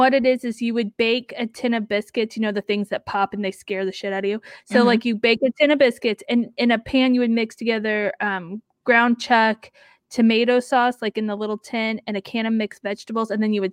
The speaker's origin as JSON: {"language": "English", "region": "Midwest", "country": "United States"}